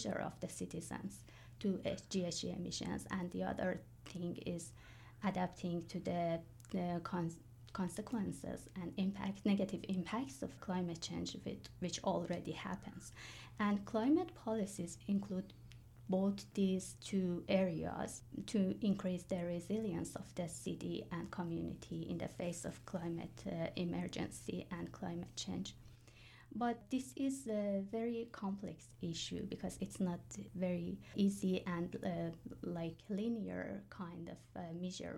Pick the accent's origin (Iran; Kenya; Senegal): Iran; moved away as an adult; now in Kingston, Canada; I'm originally from Iran